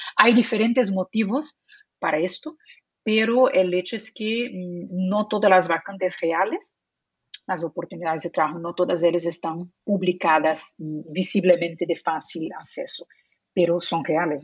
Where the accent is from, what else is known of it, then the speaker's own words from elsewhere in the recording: Brazil; first language Portuguese; Spanish is a second language; moved away; also born or lived in Spain; Yo soy de Brasil, nací en Brasil, entonces mi idioma, eh, idioma nativo es portugués